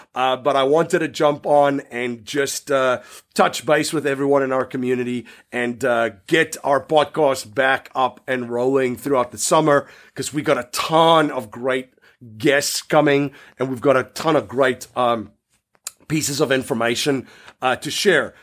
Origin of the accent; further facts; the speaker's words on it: South Africa; growing up in South Africa